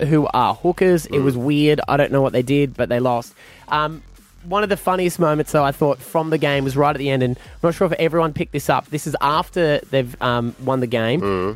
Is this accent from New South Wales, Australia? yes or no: no; Queensland, Australia; I'm a Queenslander